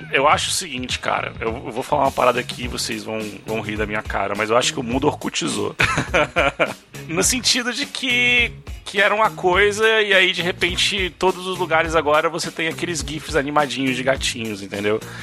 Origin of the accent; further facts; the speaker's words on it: Brazil; nós somos brasileiros